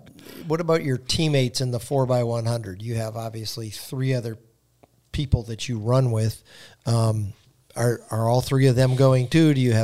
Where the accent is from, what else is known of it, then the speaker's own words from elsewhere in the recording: Wisconsin, United States; now in Charlotte, United States; I grew up in Wisconsin